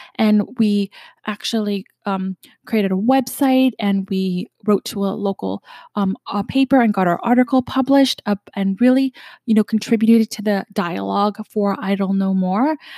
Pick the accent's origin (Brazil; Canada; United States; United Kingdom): Canada; I'm from Canada